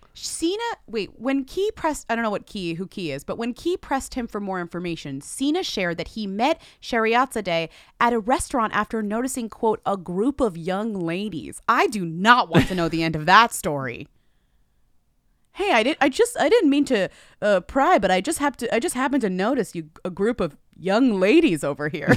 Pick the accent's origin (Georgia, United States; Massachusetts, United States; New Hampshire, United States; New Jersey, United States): Massachusetts, United States; Newton; he is from my hometown